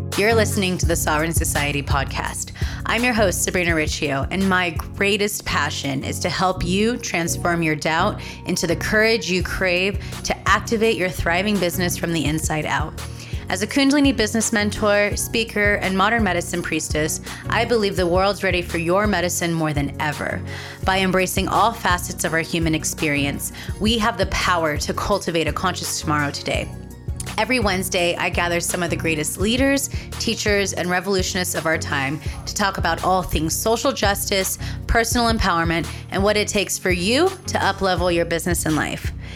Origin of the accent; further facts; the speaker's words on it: California, United States; in California in my home state